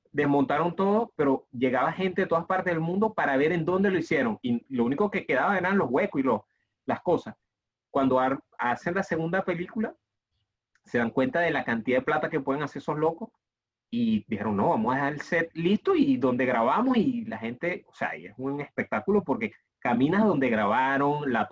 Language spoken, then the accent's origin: Spanish; Venezuela; yo, vengo de Venezuela, que es el único país que no ha ido mundial.